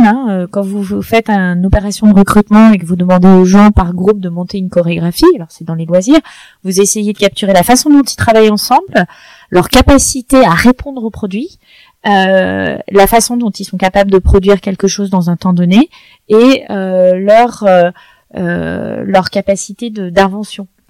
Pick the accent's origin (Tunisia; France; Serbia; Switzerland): France; culturellement en tant que Français